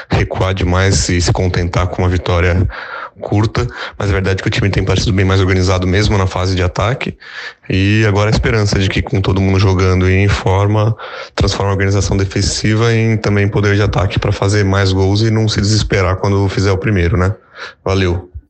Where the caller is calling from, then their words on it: São Paulo, Brazil; sou aqui de São Paulo, Interlagos